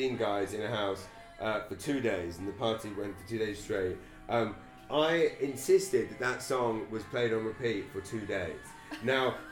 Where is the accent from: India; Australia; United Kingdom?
United Kingdom; England; moved away as an adult; now in Saint John, Canada; as a kid, I was just an English kid in an English school